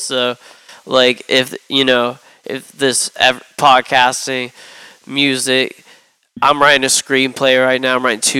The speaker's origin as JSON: {"language": "English", "town": "Jacksonville", "region": "Florida", "country": "United States", "tie": "born or raised there", "moved": "yes", "lives_now": "Philadelphia, United States", "said": "I live in Philadelphia now. I was born in Jacksonville."}